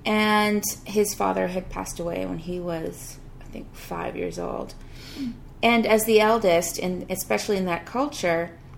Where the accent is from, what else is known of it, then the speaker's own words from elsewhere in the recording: Ghana; born there; Yeah, I was born in Ghana